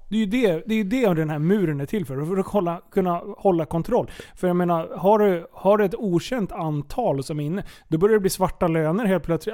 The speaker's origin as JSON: {"language": "Swedish", "country": "Sweden", "said": "jag är född svensk"}